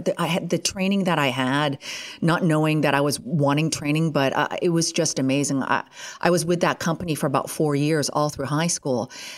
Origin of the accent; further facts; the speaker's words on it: Ontario, Canada; I was born and raised right near Ottawa, Canada. And that is the capital of Canada.